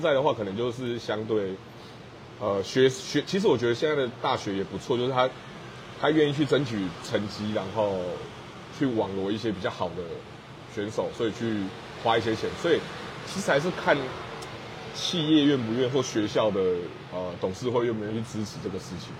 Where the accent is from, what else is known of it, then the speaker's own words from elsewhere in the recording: Tainan, Taiwan; also born or lived in Kaohsiung / Shanghai; 我是台南人，我们是深绿的